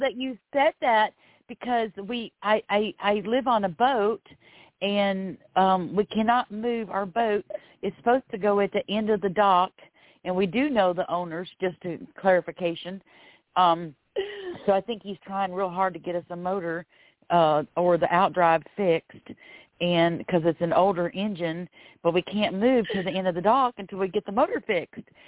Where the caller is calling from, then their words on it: Florida, United States; I'm calling from Florida